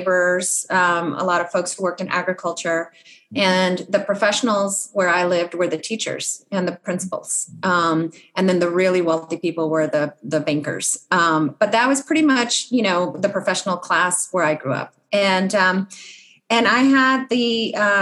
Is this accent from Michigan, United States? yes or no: no; Edinburg, Texas, United States; moved away as an adult; now in Atlanta, United States; I grew up on the Texas-Mexican border in a town called Edinburgh, and spent my first 18 years there